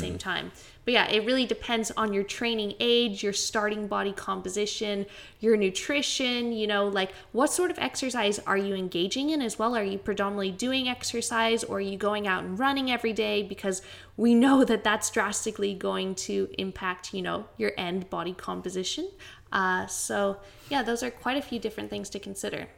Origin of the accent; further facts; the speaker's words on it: Canada; now in Brisbane, Australia; I'm from Canada, but I'm a poor excuse for a Canadian.